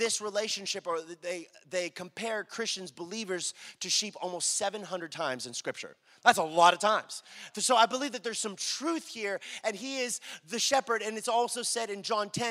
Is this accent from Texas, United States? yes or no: yes; Dallas, Texas, United States; I'm born and raised in Dallas, right? My whole life